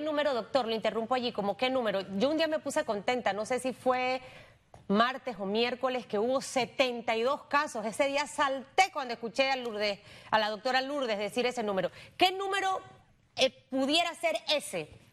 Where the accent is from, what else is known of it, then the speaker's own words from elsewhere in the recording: Panama; somos así los panameños